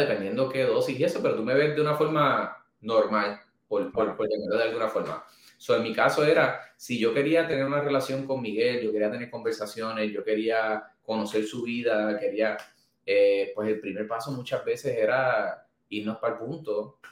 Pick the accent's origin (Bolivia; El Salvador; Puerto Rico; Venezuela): Puerto Rico; Manatí; volví para Manatí, que es, mi, es mi pueblo, es donde está nuestra oficina